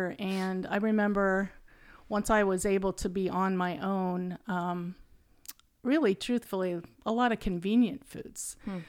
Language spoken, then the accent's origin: English; Lancaster, Ohio, United States; born there; I was born in 1957 in Lancaster, Ohio. That's a little town in the central part of Ohio. I say it's in between going to Ohio State and OU.